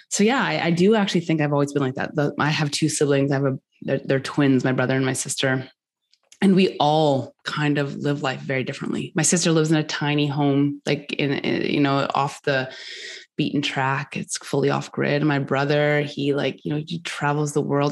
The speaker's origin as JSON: {"language": "English", "country": "Canada", "also_born_or_lived": "Norris, Tennessee", "said": "I live in Canada, so I'm a I'm Canadian"}